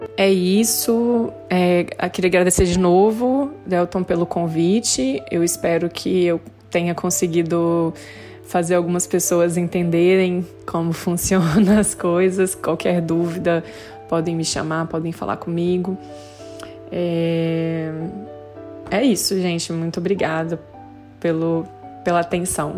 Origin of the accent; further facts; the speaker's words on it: Brazil; moved away as an adult; now in Australia; Eu nunca saí do Brasil, nunca tinha saído do Brasil antes